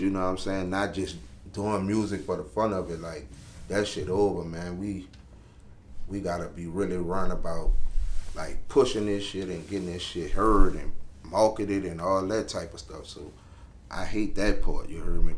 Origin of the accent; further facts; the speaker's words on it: New Orleans, Louisiana, United States; I'm from Uptown New Orleans, Carrollton, 17 Ward